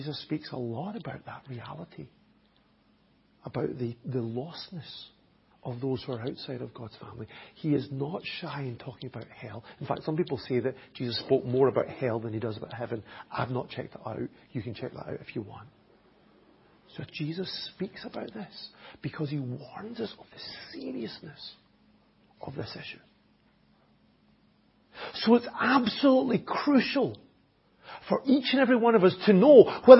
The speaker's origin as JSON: {"language": "English", "region": "Scotland", "country": "United Kingdom", "accent": "Scottish", "first_language": "English", "moved": "yes", "lives_now": "Enniscorthy, Ireland", "said": "My native language is English. It really is. Even though it has it with a Scottish accent, it still is English."}